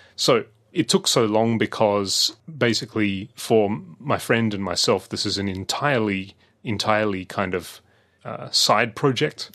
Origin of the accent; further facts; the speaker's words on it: Adelaide, South Australia, Australia; also born or lived in London; when I was growing up in Adelaide